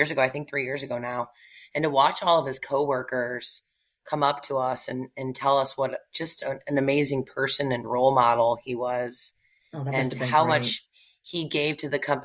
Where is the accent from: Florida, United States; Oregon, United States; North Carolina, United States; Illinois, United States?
Illinois, United States; Naperville; moved away as an adult; now in Plano, United States; I was born and raised in Illinois